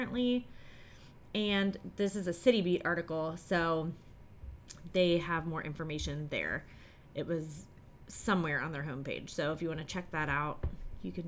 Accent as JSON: {"language": "English", "town": "Finneytown", "region": "Ohio", "country": "United States", "tie": "born or raised there", "said": "growing up in Finneytown"}